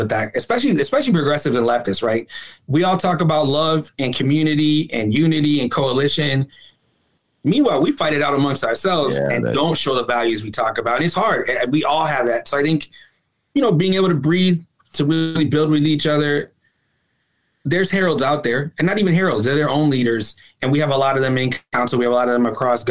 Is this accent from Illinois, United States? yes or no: yes; Chicago, Illinois, United States; as a Chicagoan